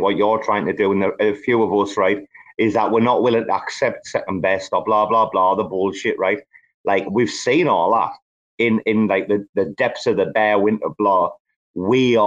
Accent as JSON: {"language": "English", "region": "Bangkok", "country": "Thailand", "tie": "born or raised there", "said": "my hometown"}